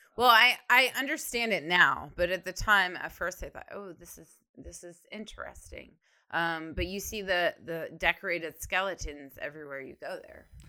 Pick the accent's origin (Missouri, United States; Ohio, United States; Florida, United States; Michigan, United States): Ohio, United States; now in Texas, United States; I am from Ohio, and then I moved to Texas